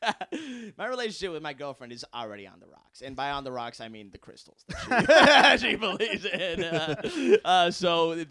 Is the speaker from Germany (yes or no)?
no; Los Angeles, California, United States; born there; also born or lived in Tarzana; I was born in Los Angeles, all right?